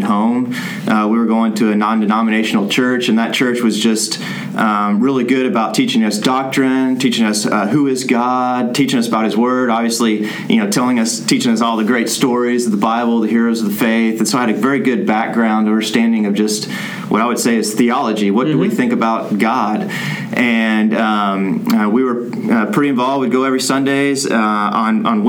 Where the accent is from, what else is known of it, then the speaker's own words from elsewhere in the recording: Plano, Texas, United States; moved away as an adult; also born or lived in Córdoba, Argentina; now in Argentina; I grew up here in the Dallas area, out in the suburb, Plano